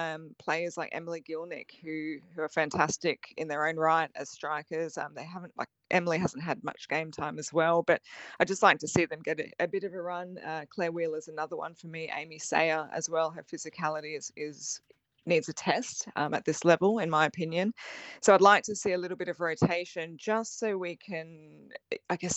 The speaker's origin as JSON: {"language": "English", "region": "Queensland", "country": "Australia", "said": "I'm a Queenslander"}